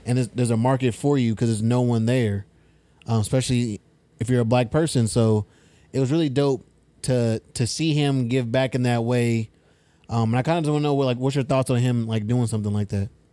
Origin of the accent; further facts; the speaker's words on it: Fresno, California, United States; now in Sacramento, United States; I'm from Fresno